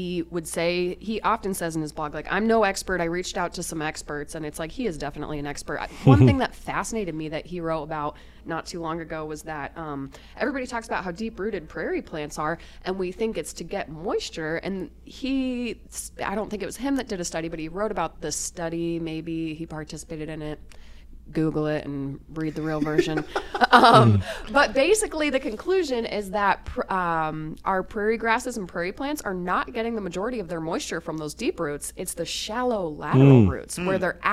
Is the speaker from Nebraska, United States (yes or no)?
yes; Omaha, Nebraska, United States; moved away; also born or lived in Loess Hills, Iowa; I grew up in Omaha, Nebraska